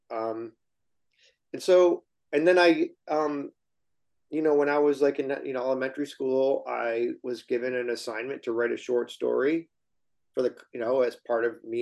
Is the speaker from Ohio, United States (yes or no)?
no; Detroit, Michigan, United States; Yeah, I'm from Yeah, the okay. Detroit area.